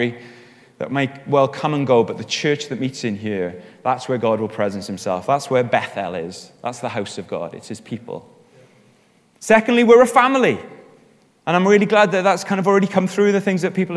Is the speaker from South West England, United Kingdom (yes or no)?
no; Wales, United Kingdom; I'm Welsh.